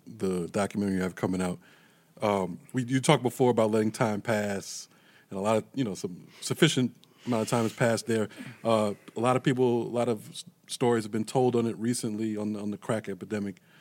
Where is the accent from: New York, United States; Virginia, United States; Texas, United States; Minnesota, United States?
New York, United States; New York City; moved away as an adult; also born or lived in Greensboro, North Carolina; I'm from Brooklyn, New York